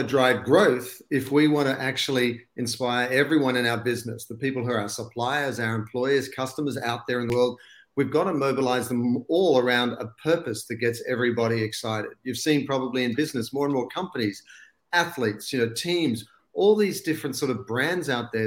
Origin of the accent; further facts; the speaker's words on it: Australia; accent: Aussie; moved away as an adult; now in Los Angeles, United States; I was born and bred in Australia. And I've still got the Aussie accent